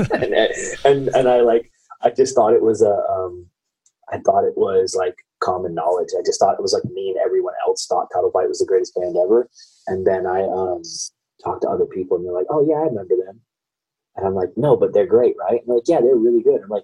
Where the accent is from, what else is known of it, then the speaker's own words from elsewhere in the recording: Sacramento, California, United States; also born or lived in Federal Way, Washington; I've grown up in the Sacramento area